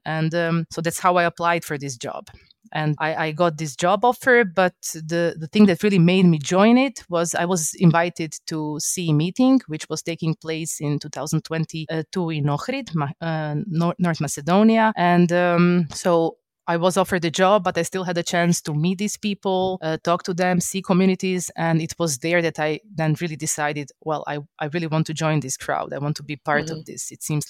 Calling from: Zagreb, City of Zagreb, Croatia; English is a second language; I'm joining you from Zagreb, from Croatia.

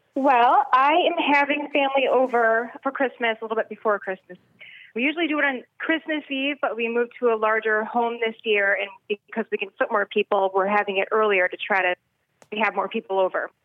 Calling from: Huntington Woods, Michigan, United States; I'm calling from Huntington Woods, Michigan.

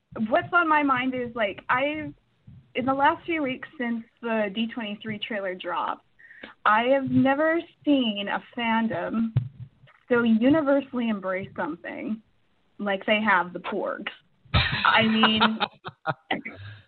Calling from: Edmonton, Alberta, Canada; I'm calling from Edmonton, Canada

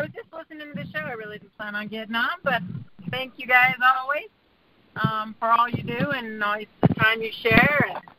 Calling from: Tahoe, United States

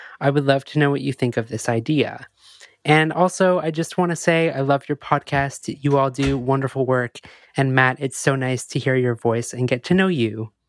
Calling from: Montreal, Quebec, Canada; I'm a listener from Montreal.

